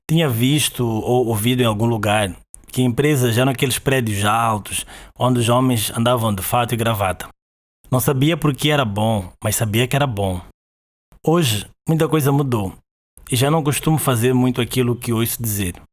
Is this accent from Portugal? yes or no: no; Maputo, Maputo City, Mozambique; Eu sou de Maputo, Moçambique, e é daqui onde te falo agora.